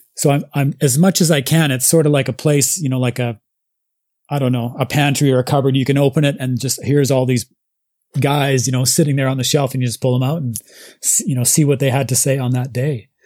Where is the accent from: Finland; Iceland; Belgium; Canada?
Canada; Nelson, British Columbia; moved away as an adult; now in Japan; I'm originally from a little tiny town called Nelson in British Columbia, Canada